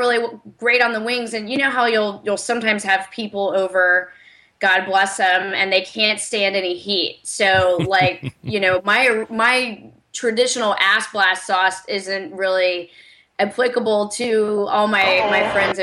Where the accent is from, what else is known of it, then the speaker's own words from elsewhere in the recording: the South, United States; I'm from the South, too, not from Alabama